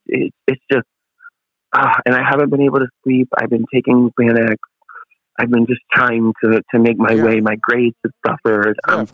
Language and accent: English; Massapequa, New York, United States; also born or lived in Pennsylvania; I'm from Massapequa, Long Island, and I go to school in Pennsylvania